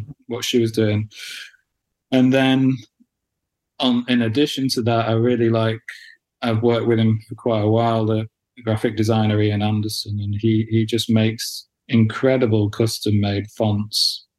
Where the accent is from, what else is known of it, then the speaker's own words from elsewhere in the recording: near Manchester, North West England, United Kingdom; also born or lived in Wales; I grew up, you know, grew, growing up near Manchester mm. and living in Manchester